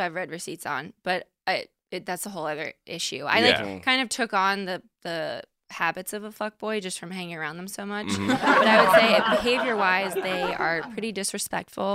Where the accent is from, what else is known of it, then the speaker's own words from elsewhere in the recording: Stamford, Connecticut, United States; moved away as an adult; also born or lived in Boston; now in New York City, United States; I'm from Connecticut originally